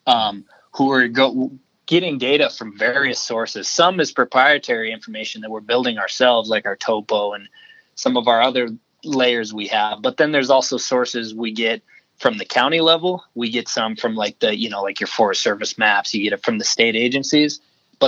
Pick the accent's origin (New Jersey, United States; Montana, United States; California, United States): Montana, United States; I grew up in Montana